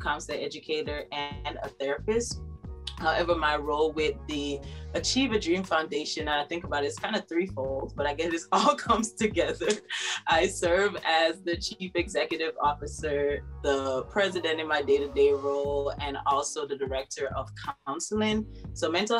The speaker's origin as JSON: {"language": "English", "country": "Jamaica", "tie": "born or raised there", "moved": "as an adult", "said": "Born and raised in Jamaica, went to the Convent of Mercy Academy, Alpha"}